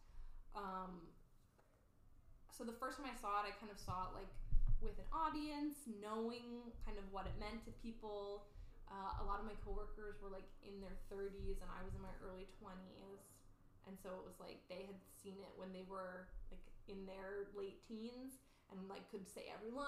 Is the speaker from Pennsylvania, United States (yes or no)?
no; a suburb of Boston, Massachusetts, United States; I grew up in a suburb of Boston